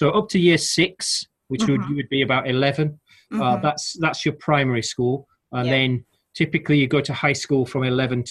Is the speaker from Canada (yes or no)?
no; Halifax, Yorkshire and the Humber, United Kingdom; moved away as an adult; now in London, United Kingdom; I grew up in Halifax in West Yorkshire, quite a industrial sort of town in a way